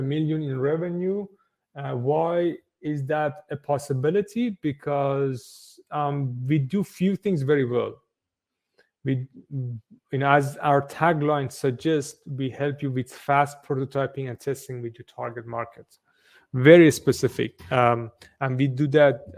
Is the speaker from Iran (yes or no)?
yes; Iran; moved away as an adult; also born or lived in Sweden; now in Berlin, Germany; originally from Iran, been in Berlin for, God knows, over a decade now.